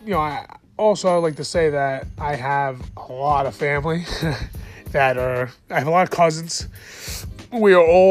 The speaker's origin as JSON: {"language": "English", "region": "New Jersey", "country": "United States", "said": "I live in the New York metropolitan area. I'm from New Jersey."}